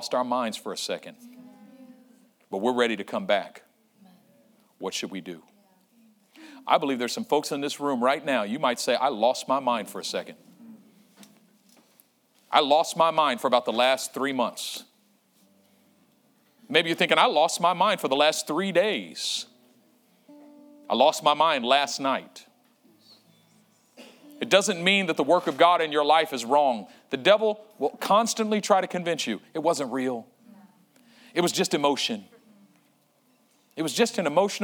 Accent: Oakland, California, United States; I was in my old neighborhood where I grew up in East Oakland on 35th Avenue

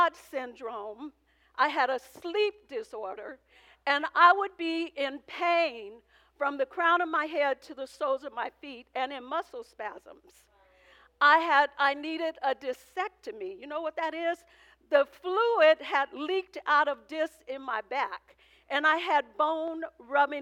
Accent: Oakland, California, United States; I came from poverty. I came from West Oakland

